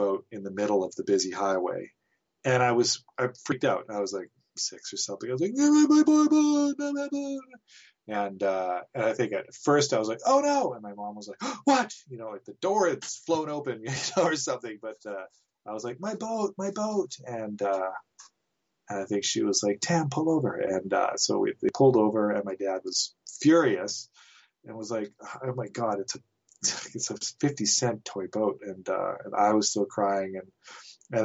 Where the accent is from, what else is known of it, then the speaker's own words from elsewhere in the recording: Nelson, British Columbia, Canada; I grew up in Nelson